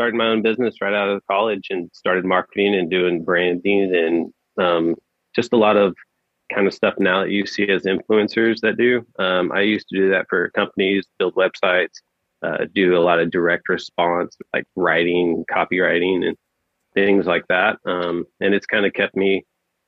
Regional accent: Oklahoma, United States; I'm born and raised in Oklahoma

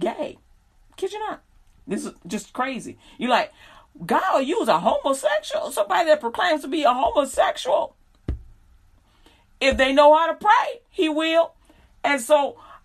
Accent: Chicago, Illinois, United States; now in Texas, United States; I'm from Chicago.

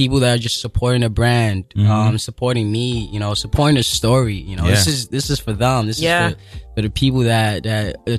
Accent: Lagos, Nigeria; now in New York City, United States; I was born and raised in Lagos, Nigeria

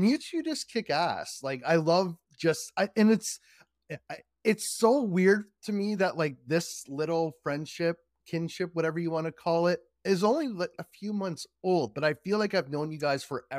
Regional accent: Markham, Ontario, Canada; I'm a Canadian, born and raised in Markham, Ontario, Canada.

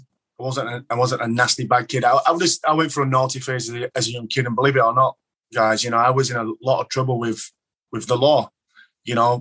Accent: Dewsbury, Yorkshire and the Humber, United Kingdom; I went back to Dewsbury Moor, which was my local team

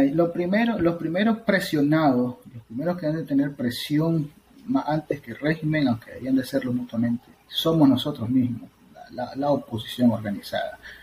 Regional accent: Nicaragua; moved away as an adult; now in United States

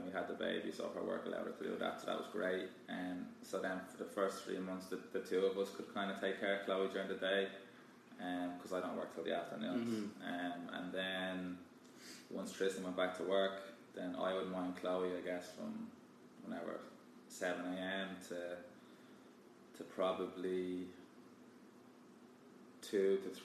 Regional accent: Kildare, Leinster, Ireland; moved away as an adult; also born or lived in Galway; now in Texas, United States; I'm from Kildare, a small county, I guess, close to Dublin.

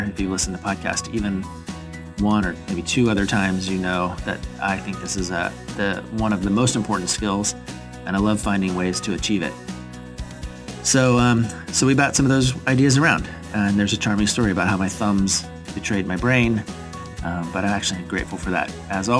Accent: Virginia, United States; I recorded this episode in my hometown in Virginia.

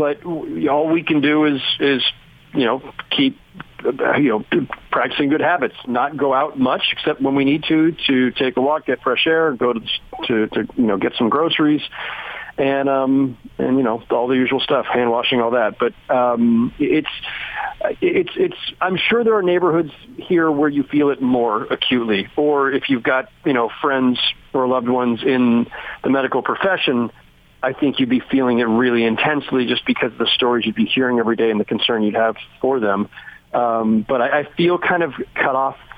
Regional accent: Bay Area, California, United States; now in New York, United States; if I was living in the Bay Area where I grew up

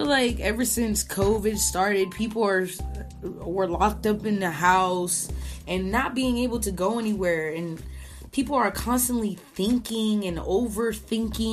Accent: Puerto Rico; now in United States; labeled as a Boricua

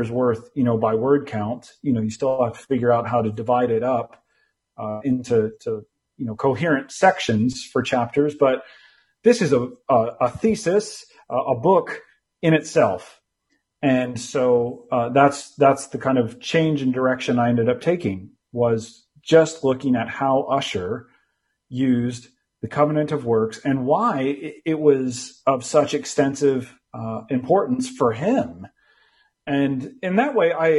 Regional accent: United States; moved away as an adult; also born or lived in California; now in London, United Kingdom; I'm American by birth

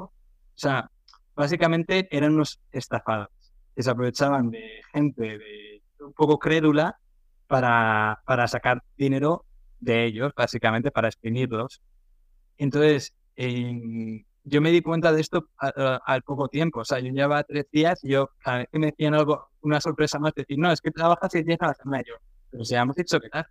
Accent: Madrid, Community of Madrid, Spain; moved away as an adult; also born or lived in Northern Ireland / England; now in Vietnam; yo soy de España, de Madrid, ¿vale? un barrio de la periferia. No soy del centro, o sea, yo de joven y tal iba al centro una vez cada tres meses

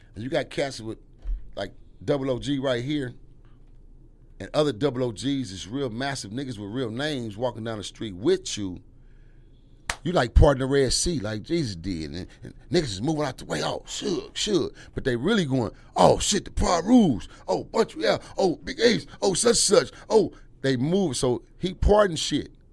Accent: Los Angeles, California, United States; I'm from Watts

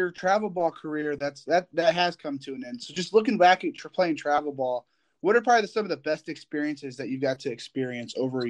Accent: Indiana, United States; I'm from Indiana and California is a little bit of way from me.

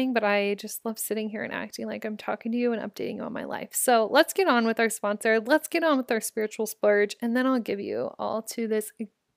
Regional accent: Omaha, Nebraska, United States; Omaha, my hometown

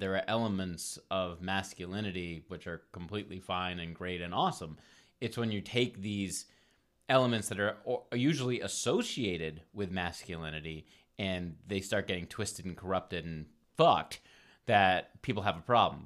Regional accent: Providence, Rhode Island, United States; moved away as an adult; also born or lived in Ohio / Colorado / Omaha / California; now in Los Angeles, United States; I'm from Providence, Rhode Island

